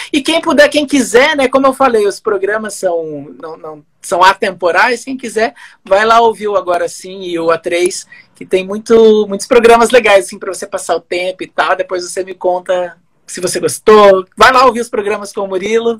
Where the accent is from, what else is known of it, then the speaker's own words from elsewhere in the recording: Santo Antônio, Brazil; now in Cascavel, Brazil; perto de onde eu vim é uma metrópole, né? Santo Antônio tem quarenta mil habitantes.